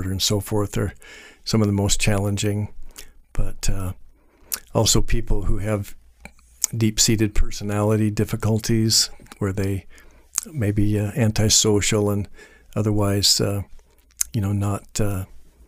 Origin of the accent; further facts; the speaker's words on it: Boise, Idaho, United States; also born or lived in Belgium; I was born and raised here in Boise